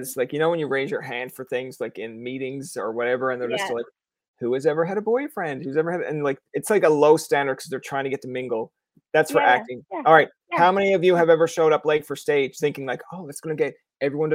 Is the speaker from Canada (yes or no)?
yes; Newfoundland and Labrador, Canada